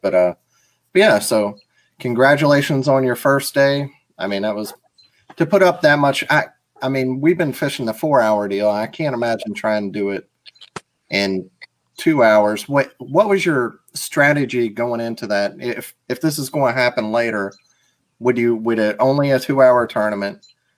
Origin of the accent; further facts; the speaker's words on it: Mississippi, United States; I'm from Mississippi.